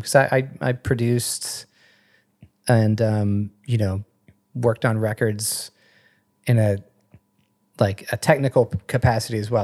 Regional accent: Madison, West Virginia, United States; moved away; I am from West Virginia

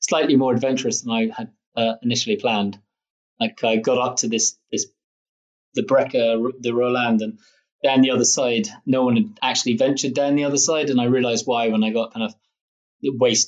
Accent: Scotland, United Kingdom; being Scottish

